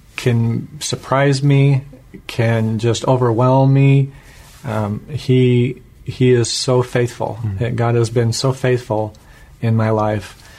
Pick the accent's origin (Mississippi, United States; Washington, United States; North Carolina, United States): Washington, United States; I was born here in Washington State and grew up in a non-Christian home.